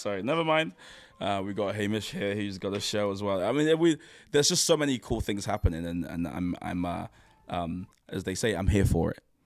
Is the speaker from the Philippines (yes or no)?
no; Nigeria; as a Nigerian man